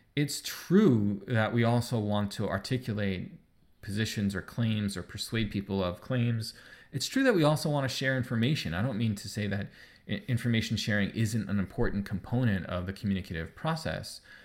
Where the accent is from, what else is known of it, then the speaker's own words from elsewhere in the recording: New York, United States; moved away as an adult; now in Ontario, Canada; I live in Ontario and I'm not from Ontario, I'm from New York.